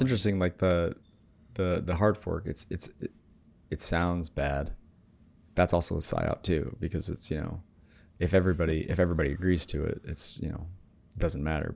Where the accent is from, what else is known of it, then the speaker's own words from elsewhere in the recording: Michigan, United States; I grew up in Michigan